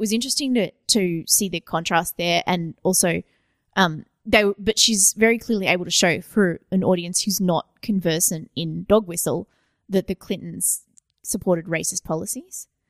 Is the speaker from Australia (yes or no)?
yes; Australia; I'm Australian